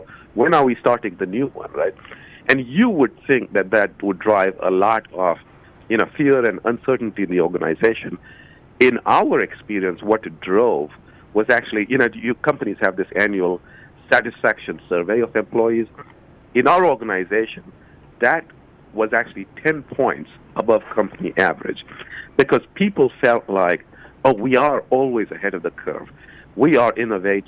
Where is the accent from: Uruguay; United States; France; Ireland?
United States; Cincinnati, Ohio; I was doing a book launch in my hometown in Cincinnati